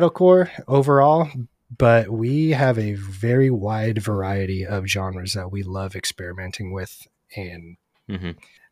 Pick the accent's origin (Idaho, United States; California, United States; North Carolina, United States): California, United States; Bay Area; I grew up in the Bay Area, so there was venues in every city